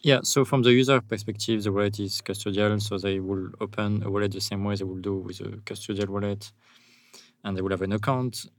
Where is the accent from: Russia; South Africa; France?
France; accent: French; English is a second language; also born or lived in United States; now in El Zonte, El Salvador; with my accent, I'm I'm a French guy